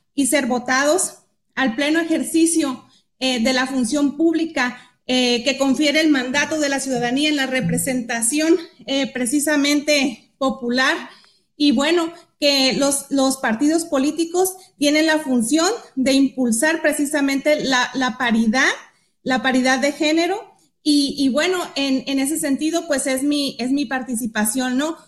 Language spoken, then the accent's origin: Spanish; Baja California Sur, Mexico; also born or lived in Guadalajara; yo soy nativa, soy sudcaliforniana, soy hija eh, de padres sudcalifornianos